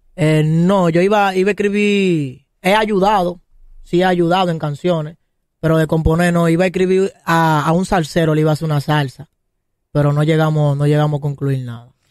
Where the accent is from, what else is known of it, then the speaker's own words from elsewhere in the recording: Santo Domingo, Distrito Nacional, Dominican Republic; yo soy de aquí de Los Ríos